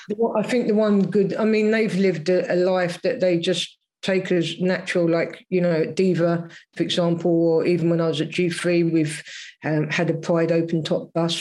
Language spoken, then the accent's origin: English; London, United Kingdom; I was brought up in South London